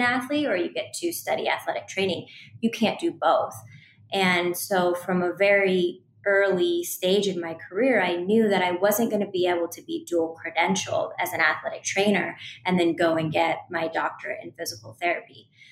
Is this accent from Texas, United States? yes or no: no; Seattle, Washington, United States; I went on to work a short stint in the WNBA in my hometown in Seattle, Washington